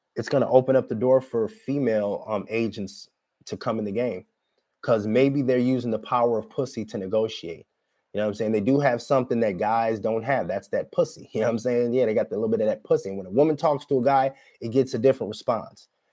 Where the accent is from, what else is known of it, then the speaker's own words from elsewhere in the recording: Minnesota, United States; I'm from Minnesota